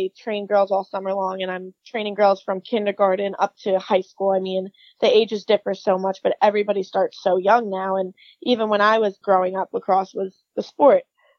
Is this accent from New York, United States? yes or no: yes; Long Island, New York, United States; So I am from Long Island, New York.